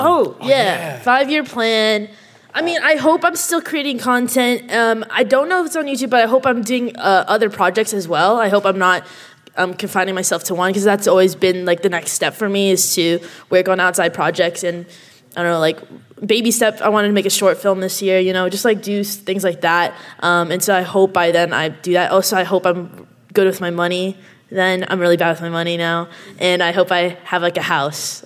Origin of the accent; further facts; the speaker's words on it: Canada; I'm Canadian. Uh, I know you can't tell by my accent